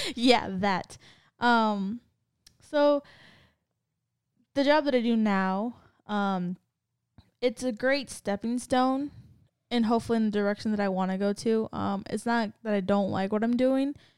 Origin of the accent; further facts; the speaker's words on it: California, United States; moved away; I'm from Cali